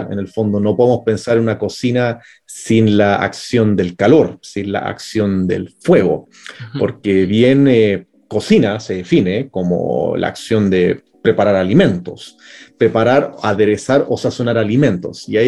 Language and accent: Spanish; Chile; also born or lived in Germany / Europe; No nací en Chile, sí, pero he, ido a Alemania, he vivido bastante tiempo en Europa también, pero bueno, o sea, la mayor parte he estado acá en Chile, entonces o sea, ya me considero un chileno más